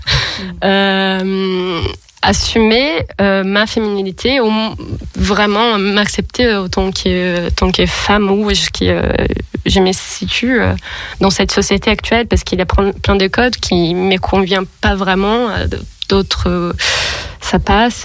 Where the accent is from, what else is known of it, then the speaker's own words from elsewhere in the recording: Brazil; accent: Brazilian; French is a second language; moved away as an adult; now in Lyon, France; comment vous pouvez remarquer par l'accent, je suis brésilienne.